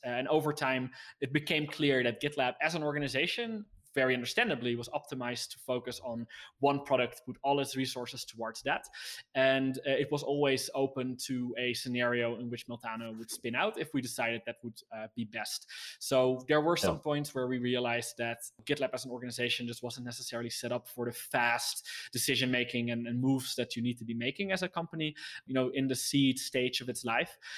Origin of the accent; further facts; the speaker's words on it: Netherlands; I was from the Netherlands